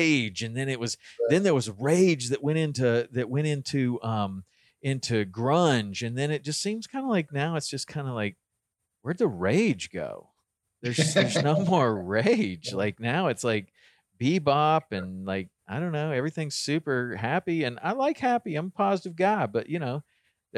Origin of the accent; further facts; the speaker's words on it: the South, United States; I grew up in the South too.